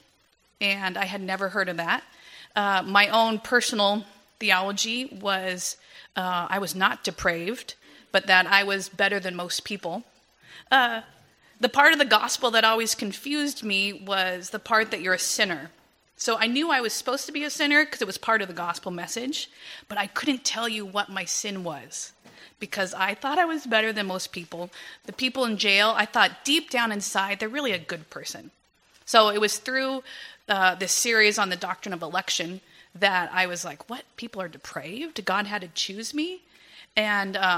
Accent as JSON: {"language": "English", "town": "Agua Dulce", "region": "California", "country": "United States", "tie": "born or raised there", "also_born_or_lived": "Torrance, California", "moved": "as an adult", "lives_now": "Philippines", "said": "I was born Southern California, Torrance. I grew up in Agua Dulce, a little bit north of Santa Clarita"}